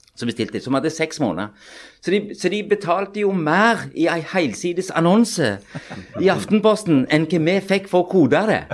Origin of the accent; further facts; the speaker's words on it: Pakistan; also born or lived in Sandnes, Norway / Oslo, Norway; now in Norway; jeg er jo født og vokst opp i Pakistan